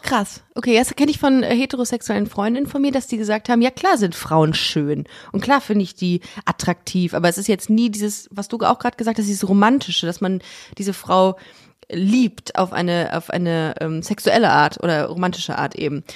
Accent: Düsseldorf, North Rhine-Westphalia, Germany; moved away as an adult; now in Cologne, Germany; aus Düsseldorf und ähm, hab aber, bin jetzt nach Köln gezogen vor sechs Jahren

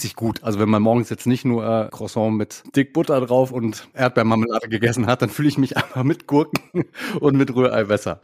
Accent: Sauerland, North Rhine-Westphalia, Germany; moved away as an adult; also born or lived in Paderborn; ich bin im schönen Sauerland aufgewachsen in Nordrhein-Westfalen

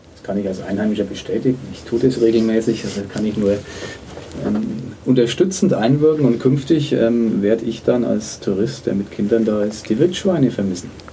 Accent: Nuremberg, Bavaria, Germany; als Nürnberger

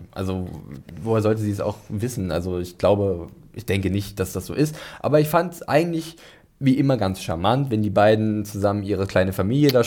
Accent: Northern Germany, Germany; Ich komme zwar auch aus dem Norden, aber ich bin sowas von nicht seefest.

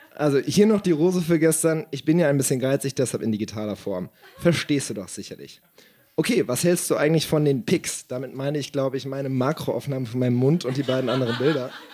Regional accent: Siegen, North Rhine-Westphalia, Germany; Meine Heimatstadt

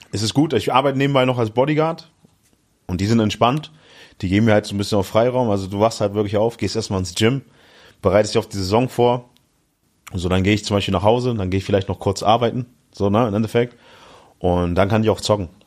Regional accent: Hamburg, Germany; In Hamburg, ja, genau.

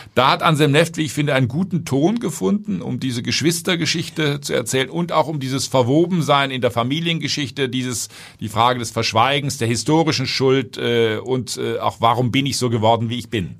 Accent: Germany; Ich als Deutscher

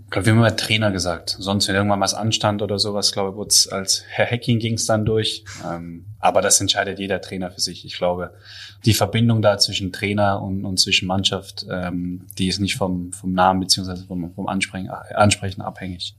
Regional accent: Pforzheim, Baden-Württemberg, Germany; moved away; also born or lived in Böblingen / Ludwigsburg; Böblingen bin ich zwar geboren, habe mit der Stadt aber sonst gar nichts am Hut. Äh, meine Familie kommt aus Ludwigsburg, beziehungsweise mhm. aufgewachsen bin ich in der Nähe von Pforzheim.

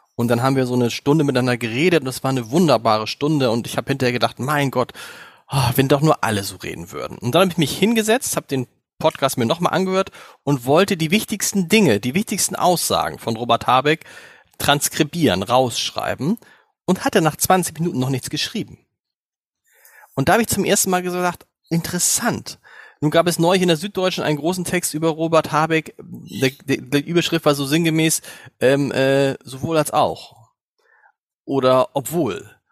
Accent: Germany; uns denn da hier als Deutsche

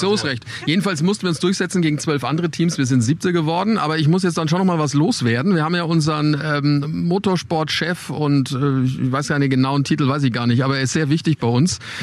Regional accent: Germany; Wir als Deutsche

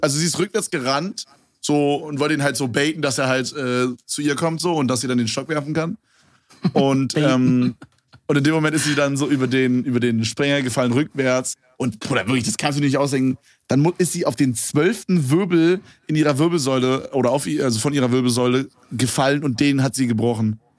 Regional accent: Berlin, Germany; bei uns in Berlin

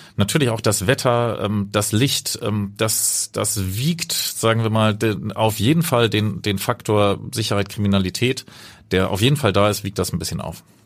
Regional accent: Hamburg, Germany; also born or lived in Cape Town, South Africa; Meine Heimat ist natürlich Hamburg, wird es auch immer bleiben.

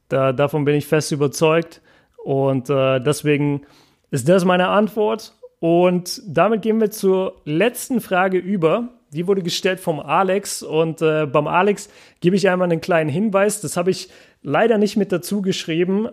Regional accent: Nuremberg, Bavaria, Germany; now in Ruhr area, Germany; bei uns in Nürnberg sagt man

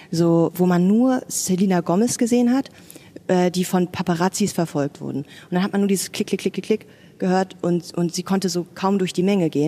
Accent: Berlin, Germany; Ja, also erstmal Westberlinerin, genau, meine Eltern hatten ein Restaurant

